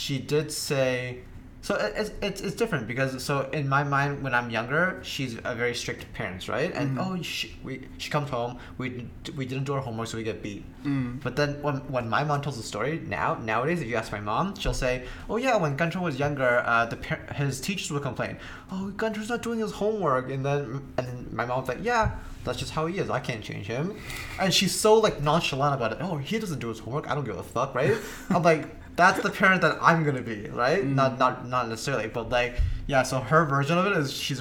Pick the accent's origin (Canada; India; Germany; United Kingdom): Canada; I grew up in Canada